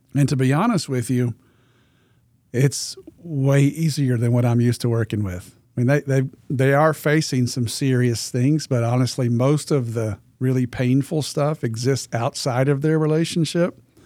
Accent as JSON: {"language": "English", "region": "Arkansas", "country": "United States", "said": "I'm from Arkansas"}